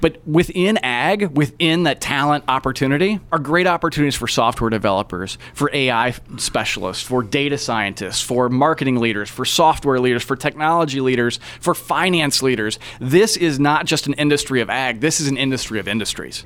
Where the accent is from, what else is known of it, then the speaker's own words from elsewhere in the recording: Tipton County, Indiana, United States; I grew up in Indiana. I'm an Indiana native, grew up in the cornfields of Tipton County